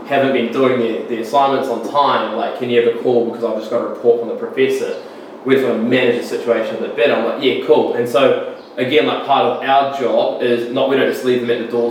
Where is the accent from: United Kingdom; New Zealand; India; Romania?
New Zealand; I'm from New honest. Zealand.